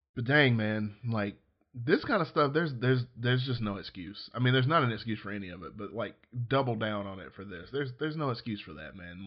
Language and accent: English; Georgiana, Alabama, United States; moved away; I was growing up in, in, in Georgiana, Alabama